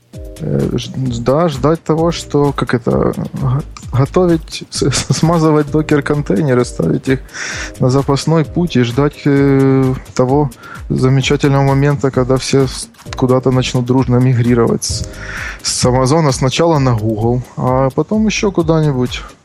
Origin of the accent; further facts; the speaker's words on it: Kharkiv, Kharkiv Oblast, Ukraine; я из Харькова